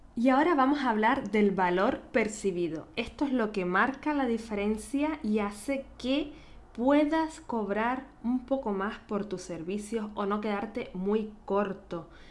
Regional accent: Canary Islands, Spain; accent: Canarian; now in Vienna, Austria; nacida en Canarias

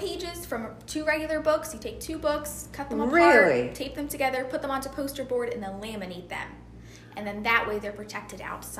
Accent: Boyertown, Pennsylvania, United States; also born or lived in Buffalo, New York; I grew up in Boyertown area pretty much my whole life. Moved away for about 5 years up to Buffalo, New York with my family. Then we came back to this area.

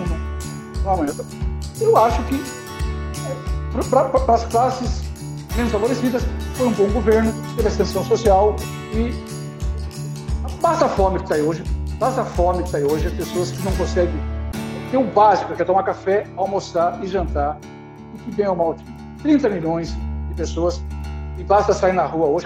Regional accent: Brazil; sou brasileiro, apesar de pesar, me orgulho disso

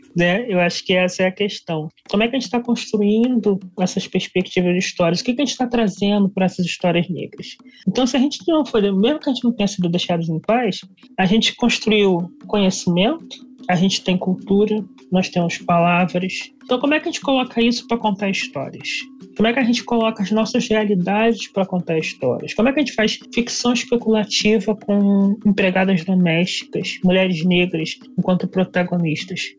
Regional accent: Baixada Fluminense, Rio de Janeiro, Brazil; sou aqui da Baixada Fluminense do Rio de Janeiro.

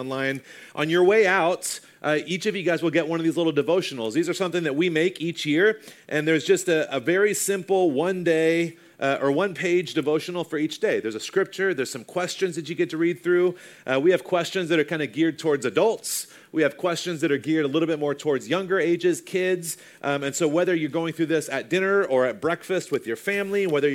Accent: the South, United States; I grew up in the South

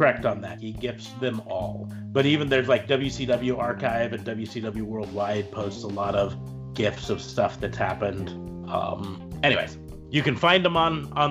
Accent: Nebraska, United States

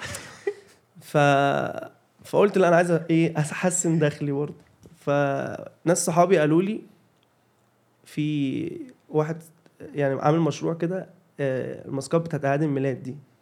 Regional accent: Cairo, Cairo Governorate, Egypt; انا كنت انا اصلا من شبرا شبرا مصر

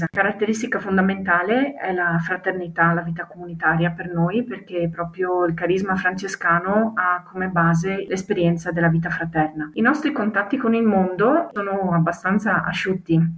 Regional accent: Sarmeola, Veneto, Italy; Ho 35 anni e provengo dalla parrocchia di Sarmeola.

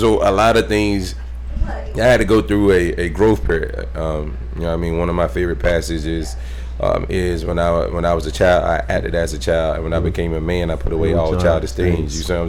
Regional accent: Knoxville, Tennessee, United States; born there; I was born in Tennessee, Knoxville, Tennessee.

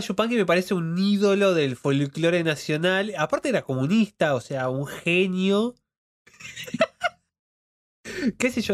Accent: Argentina; tenemos los argentinos

